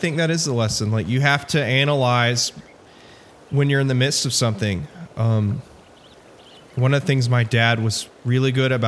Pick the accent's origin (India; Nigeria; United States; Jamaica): United States; also born or lived in Memphis, Tennessee; as an American traveler